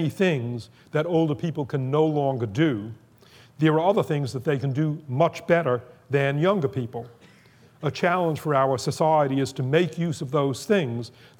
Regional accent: Boston, Massachusetts, United States; when I was growing up in Boston

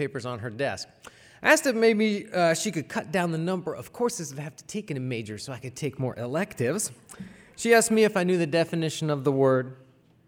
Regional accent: Cleveland, Ohio, United States; I grew up in Cleveland, Ohio.

